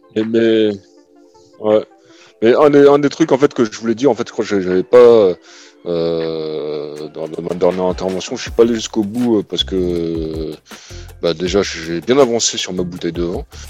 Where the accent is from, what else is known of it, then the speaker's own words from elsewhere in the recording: Cameroon; je suis pas algérien, moi, je suis camerounais